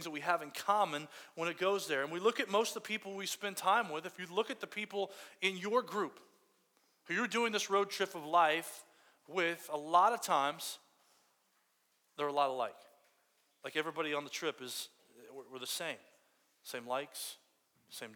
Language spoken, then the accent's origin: English; Fort Myers, Florida, United States; I grew up in Fort Myers, Florida, way down there in Fort Myers, like way down in the coast of Florida